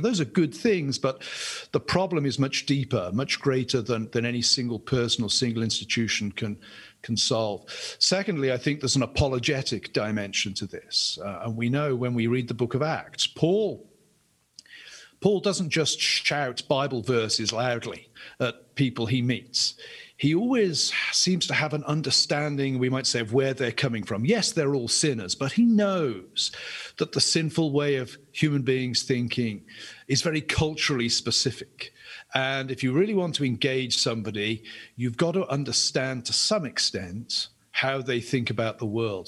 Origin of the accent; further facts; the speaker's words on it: England, United Kingdom; I'm an Englishman